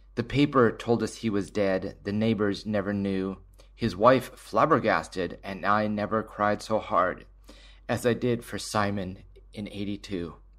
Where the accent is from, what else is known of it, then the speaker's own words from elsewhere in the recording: Surrey, British Columbia, Canada; I grew up in Surrey in the seventies and eighties